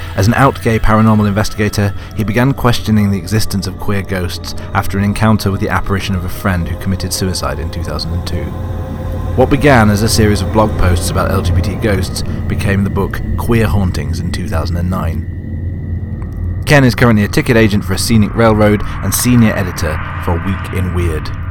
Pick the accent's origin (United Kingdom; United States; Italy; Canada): United Kingdom; I'm British